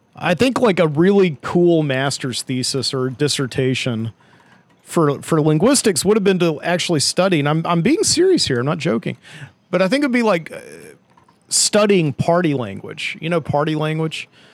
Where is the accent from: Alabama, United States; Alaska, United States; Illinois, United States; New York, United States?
Alabama, United States; Birmingham; Birmingham, Alabama, my hometown